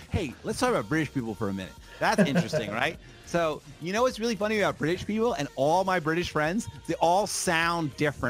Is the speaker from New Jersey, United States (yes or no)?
yes; New Jersey, United States; moved away; I'm from New Jersey originally